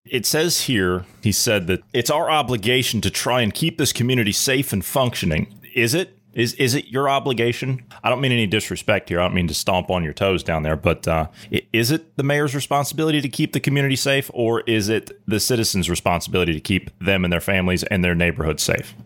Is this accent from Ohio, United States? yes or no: yes; Ohio, United States; moved away; my home state of Ohio